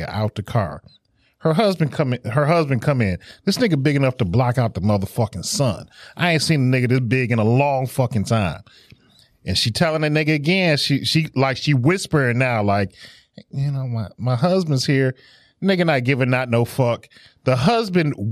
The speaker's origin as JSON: {"language": "English", "town": "Detroit", "region": "Michigan", "country": "United States", "said": "we're from Detroit"}